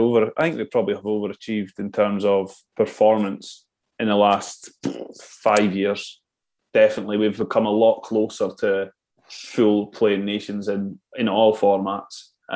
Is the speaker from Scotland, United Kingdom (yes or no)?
yes; Scotland, United Kingdom; It's just part of being Scottish, isn't it?